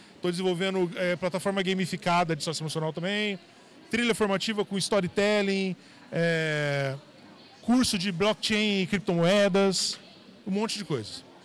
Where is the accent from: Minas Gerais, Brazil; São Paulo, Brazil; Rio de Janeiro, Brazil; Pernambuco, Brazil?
São Paulo, Brazil; São José do Rio Preto; also born or lived in Paraná; now in São Paulo, Brazil; Sou, sou, do interior de São Paulo, nasci lá em São José do Rio Preto